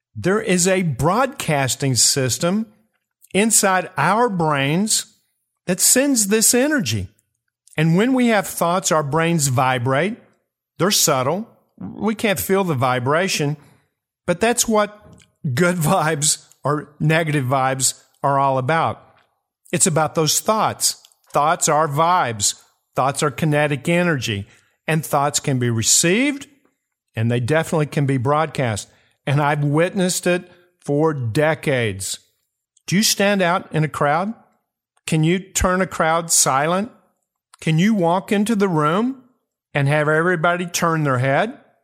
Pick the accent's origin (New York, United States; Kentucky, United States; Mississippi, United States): Kentucky, United States; my home state, Kentucky